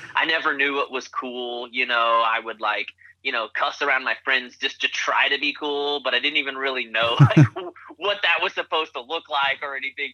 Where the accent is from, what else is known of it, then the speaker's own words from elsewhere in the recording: Wichita, Kansas, United States; also born or lived in Tulsa, Oklahoma; grew up in Wichita, Kansas